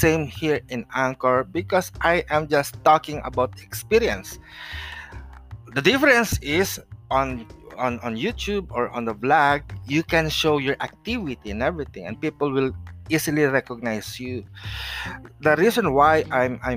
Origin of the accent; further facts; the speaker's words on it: Philippines; also born or lived in San Jose del Monte, Bulacan, Philippines; Yes, we are a Filipino and we are in the Philippines right now.